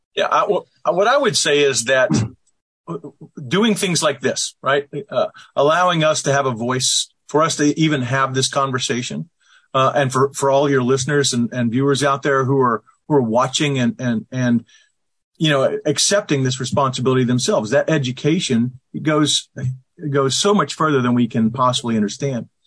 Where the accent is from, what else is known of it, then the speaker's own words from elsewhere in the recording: the South, United States; I grew up here in the South, in the United States